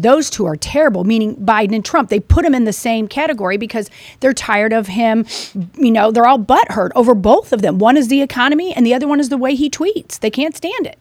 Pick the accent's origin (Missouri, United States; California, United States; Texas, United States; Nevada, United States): Missouri, United States; I'm from Missouri